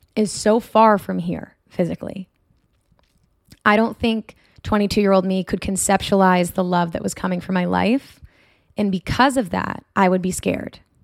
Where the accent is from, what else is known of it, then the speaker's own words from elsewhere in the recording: Marblehead, Massachusetts, United States; moved away as an adult; also born or lived in Portsmouth, New Hampshire / North Boston area; now in California, United States; I'm from Marblehead, Massachusetts. It is idyllic to say the least. It's beautiful.